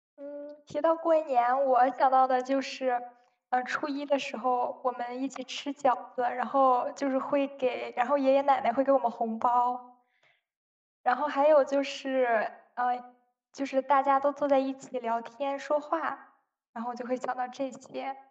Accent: Shandong, China; 我的老家是山东的

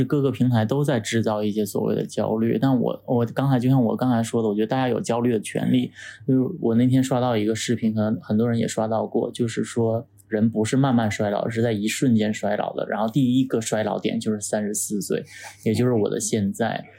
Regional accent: Shenyang, Liaoning, China; now in Beijing, China; 就像我从沈阳来到北京的那种感觉

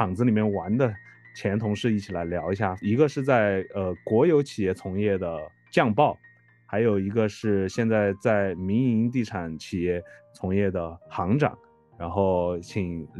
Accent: China; 因为我们中国人嘛，都会去讨论房子这个事情

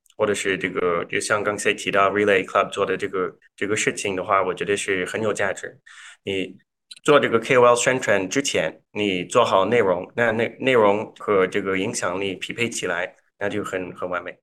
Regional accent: Canada; Chinese is a second language; moved away as an adult; also born or lived in Toronto / Zhengzhou, China; now in New York, United States; 我是，呃，加拿大人，所以嗯我，我们现在所在的地方是纽约嘛，所以在这边我经常也说我是，在这里也是老外

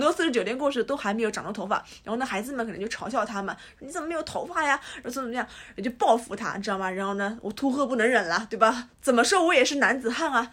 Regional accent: Jiangsu, China; 我们也是江苏人嘛

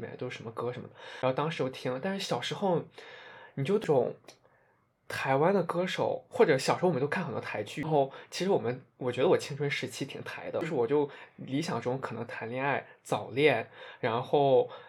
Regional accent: Central Plains, China; 我也是中原人

